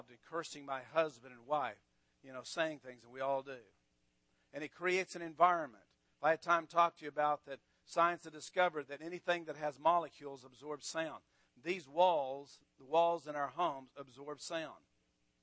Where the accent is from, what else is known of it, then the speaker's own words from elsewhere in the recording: Amarillo, Texas, United States; I grew up in Texas all my life. I grew up in Amarillo